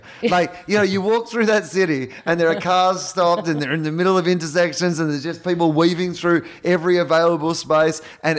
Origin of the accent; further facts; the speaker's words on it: Australia; as an Australian